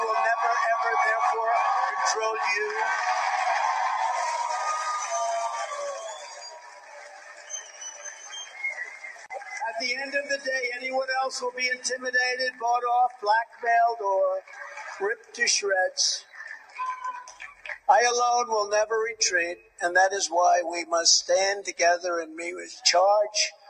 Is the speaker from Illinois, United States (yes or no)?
no; New York, United States; I was from New York.